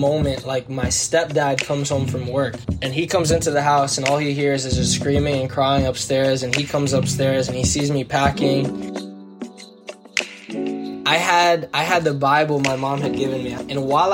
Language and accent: English; Hillsborough, New Jersey, United States; I grew up in Hillsborough, New Jersey